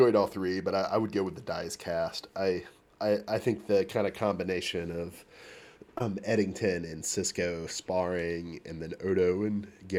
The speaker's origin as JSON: {"language": "English", "region": "Pacific Northwest", "country": "United States", "said": "from Cascadia."}